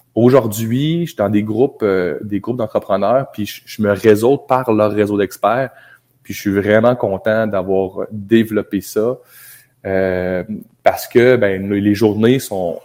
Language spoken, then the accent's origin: French; Abitibi, Quebec, Canada; moved away as an adult; also born or lived in Montreal; now in Baie-Comeau, Canada; on est natif d'Abitibi, on a fait nos études à Montréal